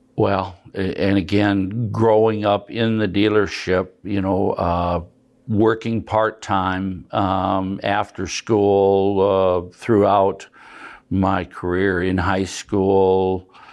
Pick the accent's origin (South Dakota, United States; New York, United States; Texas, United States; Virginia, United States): South Dakota, United States; Madison; also born or lived in Deadwood, South Dakota / Huron, South Dakota; I've grown up in Madison, South Dakota, been here my whole life.